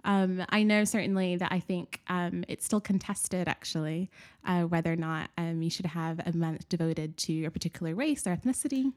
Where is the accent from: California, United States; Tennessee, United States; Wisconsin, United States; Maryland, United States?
Tennessee, United States; Nashville; moved away; I was born and raised in Nashville, Tennessee